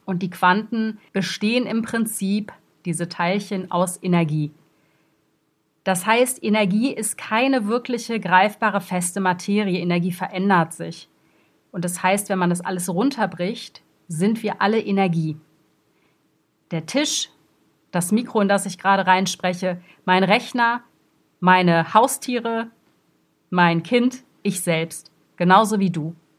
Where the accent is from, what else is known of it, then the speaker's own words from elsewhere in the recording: Brussels, Brussels-Capital Region, Belgium; Ich bin in Brüssel zur Schule gegangen, ich bin dort groß geworden